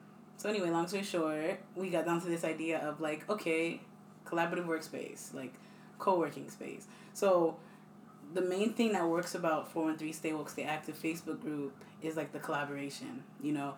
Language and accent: English; East Hampton, United States; I was born and raised in East Hampton